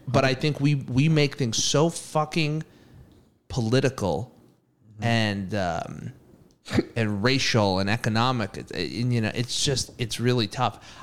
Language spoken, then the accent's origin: English; Massachusetts, United States; I'm from Massachusetts